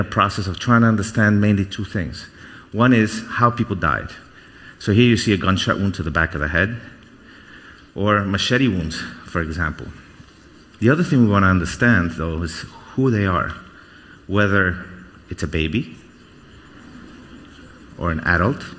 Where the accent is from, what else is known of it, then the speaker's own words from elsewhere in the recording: New York City, New York, United States; also born or lived in Guatemala; We left Guatemala, and we came here. So I grew up in New York. I grew up in Brooklyn